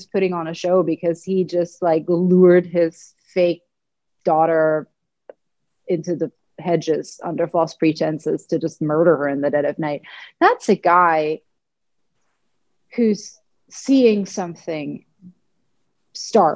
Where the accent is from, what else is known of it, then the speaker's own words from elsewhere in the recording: Germany; I'm German, I grew up in Germany